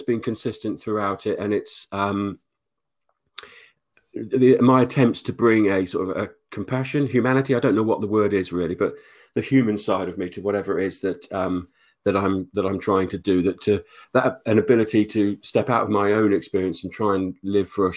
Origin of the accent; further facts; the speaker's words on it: Oxford, South East England, United Kingdom; also born or lived in Denmark; I grew up in Oxford mainly, left school at 16.